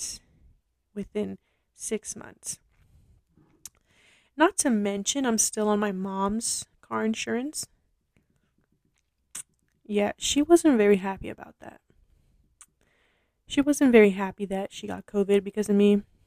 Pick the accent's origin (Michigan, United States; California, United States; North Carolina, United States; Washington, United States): California, United States; Los Angeles; I am from Los Angeles.